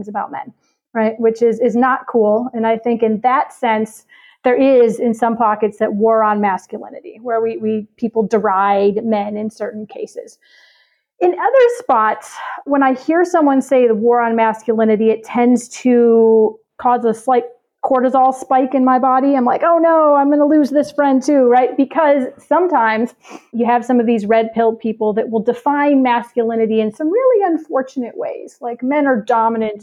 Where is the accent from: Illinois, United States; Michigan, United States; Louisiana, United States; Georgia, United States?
Illinois, United States; Chicago; I'm from Chicago